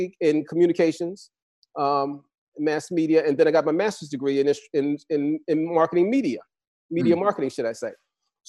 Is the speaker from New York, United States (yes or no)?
yes; New York, United States; I grew up in New York